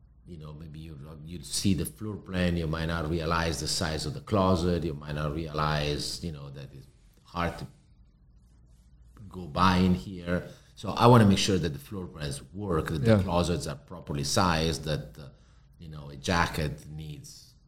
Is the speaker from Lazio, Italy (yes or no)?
no; Milan, Lombardy, Italy; English is a second language; now in Miami, United States; And, you know, I come from Europe where everybody lives in an apartment, flat, an apartment.